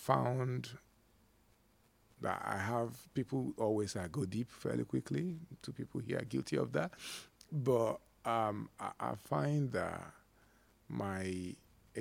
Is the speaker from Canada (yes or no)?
no; Nigeria; among us Nigerians